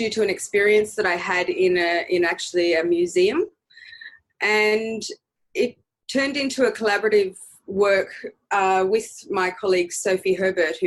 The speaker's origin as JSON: {"language": "English", "area": "Bundjalung country", "region": "New South Wales", "country": "Australia", "tie": "born or raised there", "also_born_or_lived": "Budawang, New South Wales (ancestry)", "moved": "yes", "lives_now": "Sydney, Australia", "said": "I grew up mostly in Bundjalung country, so there's a song line that exists all the way up and down the coast of New South Wales"}